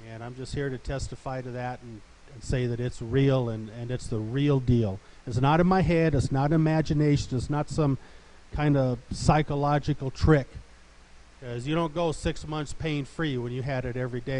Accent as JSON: {"language": "English", "town": "Olathe", "region": "Colorado", "country": "United States", "said": "I'm from Olathe, Colorado"}